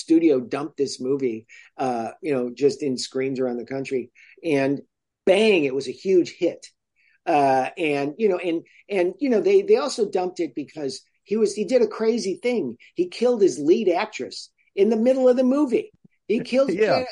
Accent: Chicago, Illinois, United States; I grew up in Chicago

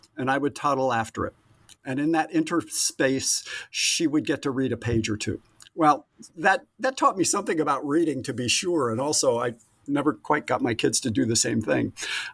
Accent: New England, United States; moved away as an adult; also born or lived in Southern California; now in California, United States; I grew up in New England and absolutely adored and still adore that landscape.

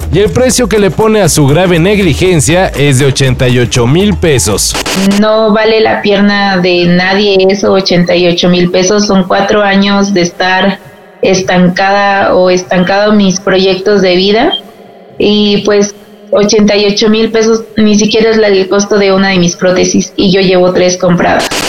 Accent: Mexico; los que somos mexicanos

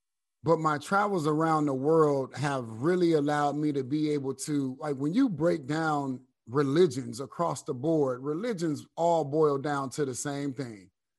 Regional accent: Flint, Michigan, United States; But when you're from the little city, like people from Flint, I'm from Flint. I ain't from Detroit, you know what I mean?

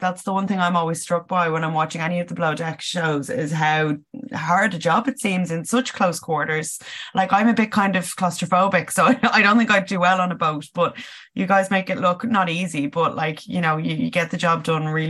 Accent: Dublin, Leinster, Ireland; I'm from Tala as well. So I was like, oh, you're a fellow Dub

